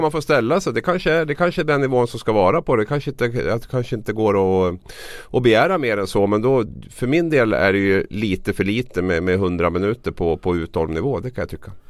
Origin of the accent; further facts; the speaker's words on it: Gävle, Gävleborg County, Sweden; mitt hem, min hemstad Gävle